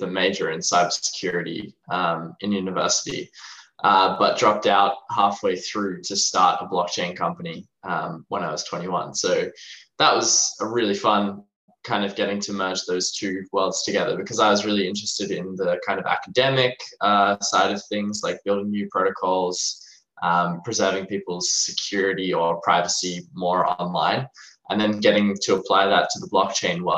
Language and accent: English; Australia; I'm from Australia, as you can maybe hear in my accent.